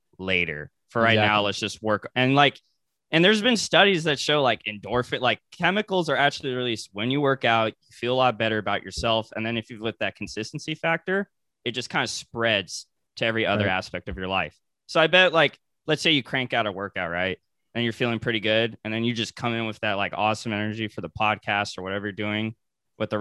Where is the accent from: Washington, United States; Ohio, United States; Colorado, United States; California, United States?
California, United States; Ventura County, Southern; I'm from SoCal. So, like, I'm an hour out of LA. So, I'm from, like, Ventura County